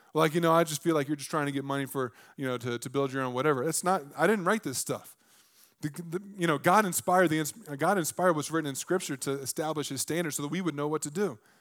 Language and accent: English; the South, United States; I grew up in the South.